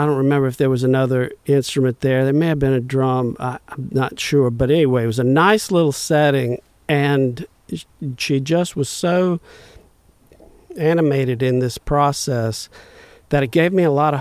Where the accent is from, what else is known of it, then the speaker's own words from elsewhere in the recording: Bayou Liberty, Louisiana, United States; who grew up in the near vicinity where I grew up in Bayou Liberty